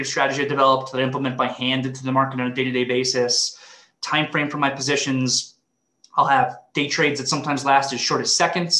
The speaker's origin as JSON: {"language": "English", "area": "Long Island", "region": "New York", "country": "United States", "tie": "born or raised there", "said": "grew up in Long Island, New York"}